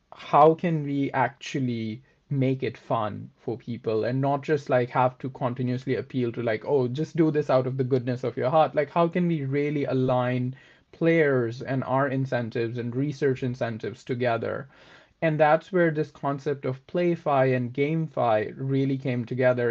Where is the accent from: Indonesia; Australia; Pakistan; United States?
Pakistan; moved away as an adult; also born or lived in Oxford; I am originally from Pakistan